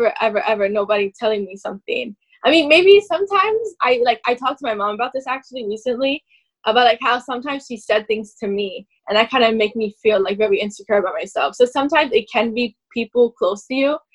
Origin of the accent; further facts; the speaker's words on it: New York, United States; I'm from New York